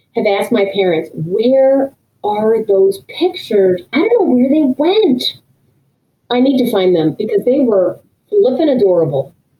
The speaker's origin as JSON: {"language": "English", "region": "New Hampshire", "country": "United States", "tie": "born or raised there", "said": "I grew up in New Hampshire"}